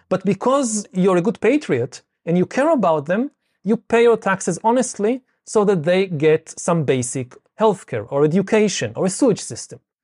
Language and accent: English; Israel; I come from Israel